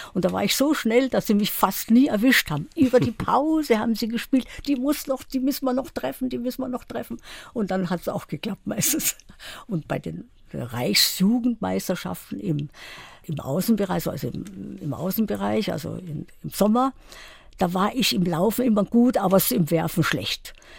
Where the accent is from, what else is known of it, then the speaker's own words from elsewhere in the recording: Sudetenland, Czechia; moved away; also born or lived in Karlsruhe; Ich stamme ja aus dem Sudetenland und da war ein langer Winter